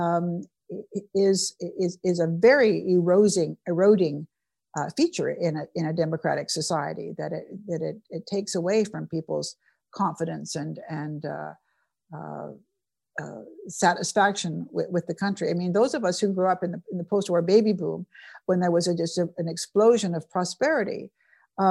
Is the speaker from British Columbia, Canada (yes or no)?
yes; British Columbia, Canada; I'm from British Columbia, which is a wonderful part of Canada